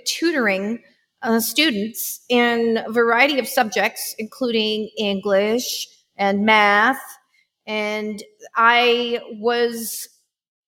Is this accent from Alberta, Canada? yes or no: no; Vancouver Island, British Columbia, Canada; I grew up in Vancouver Island